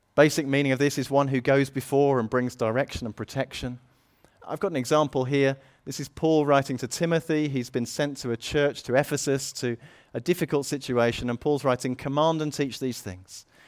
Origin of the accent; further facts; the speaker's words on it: United Kingdom; we're British